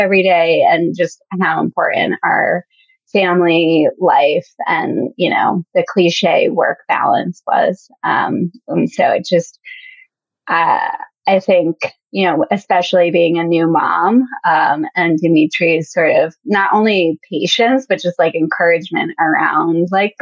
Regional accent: Connecticut, United States; moved away as an adult; now in Washington, D.C., United States; I'm from Connecticut

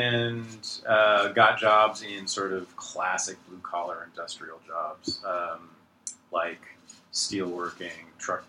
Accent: Berkeley, California, United States; I was born in Berkeley, California, in 1965.

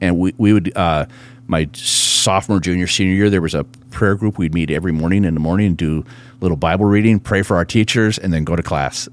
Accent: Proctor, Minnesota, United States; also born or lived in Hermantown, Minnesota; now in Grand Forks, United States; I grew up in Proctor, Minnesota.

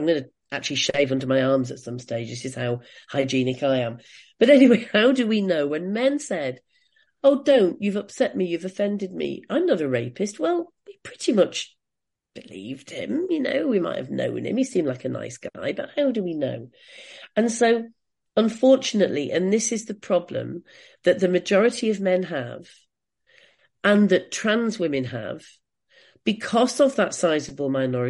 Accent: United Kingdom; as British feminists

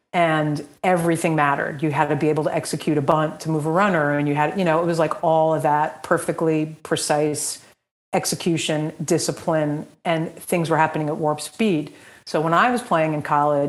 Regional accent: Montville, New Jersey, United States; grew up in Montville, New Jersey, not Montvale. Montvale is Bergen County. Montville is Morris County.

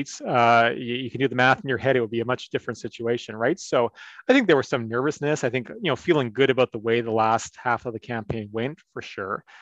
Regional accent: Alberta, Canada; I'm from Alberta. I grew up as an Alberta Liberal

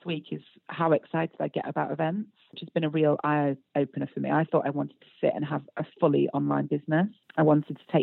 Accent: United Kingdom; we're British

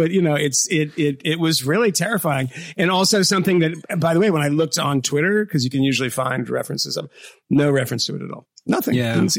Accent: Boston, Massachusetts, United States; I'm like an Irish kid from Boston. We don't have gifts like that. I don't have a parent that can give me money for these sorts of things.

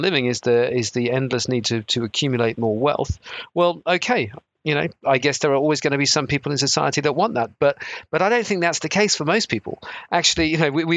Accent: South Devon, South West England, United Kingdom; I grew up in South Devon

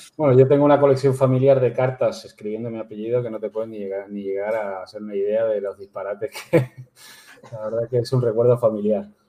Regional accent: Canary Islands, Spain; yo soy nacido en Canarias, o sea que podría decir que yo me siento canario

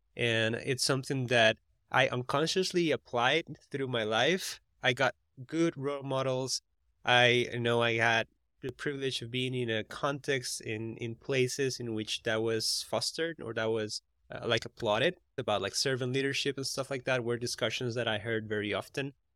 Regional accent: Costa Rica; now in United States; I'm from Costa Rica, and the R's in Costa Rica is like, er instead of r

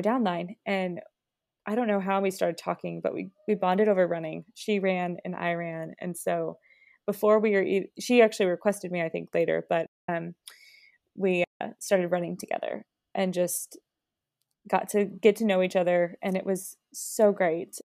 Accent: Springfield, United States; moved away as an adult; I grew up in Springfield. I lived there, you know, my whole life

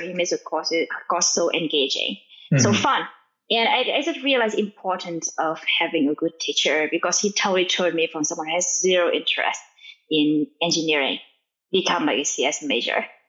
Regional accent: Vietnam; English is a second language; now in United States; I'm from Vietnam, and like my family doesn't speak English

